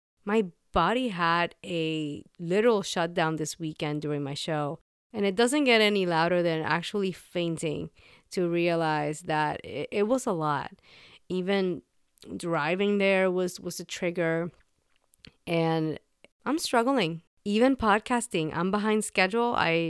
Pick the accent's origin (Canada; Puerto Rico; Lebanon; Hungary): Puerto Rico; That was not a thing for me growing up in Puerto Rico. And even though I did end up going to a bilingual high school